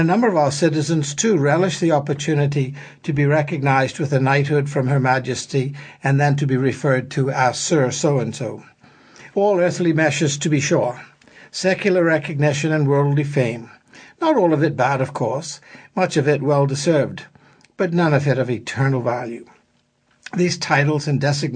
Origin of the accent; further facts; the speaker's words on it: Bahamas; I was born and spent most of my childhood as a British subject until Bohemian independence